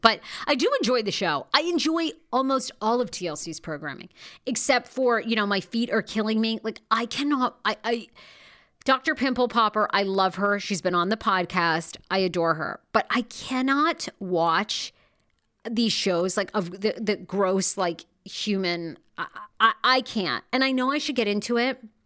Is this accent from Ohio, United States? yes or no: no; Wiscasset, Maine, United States; I grew up in Maine. Now, I love my little hometown of West Cassett, Maine